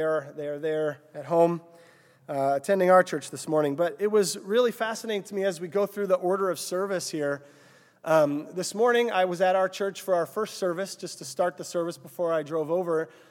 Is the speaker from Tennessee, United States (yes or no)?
no; Cissna Park, Illinois, United States; I grew up, uh, just north of here in Cessna Park, Illinois